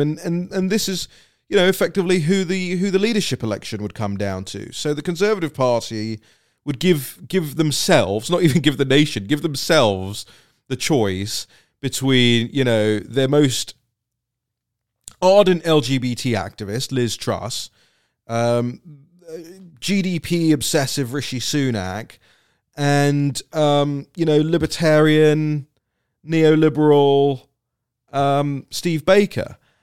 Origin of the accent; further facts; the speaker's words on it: United Kingdom; moved away; for somebody like me who will probably go back to live there at some point in my life, it's, it's my home country